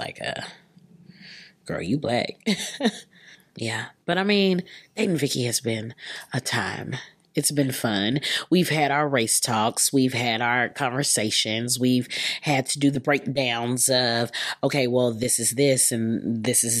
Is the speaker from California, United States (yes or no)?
no; Keller, Texas, United States; I'm from Texas